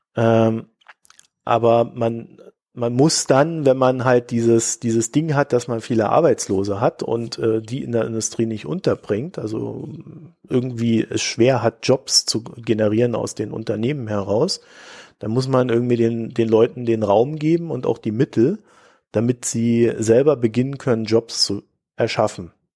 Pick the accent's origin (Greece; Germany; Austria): Germany; als äh, Deutsche oder als, als Staatsbürger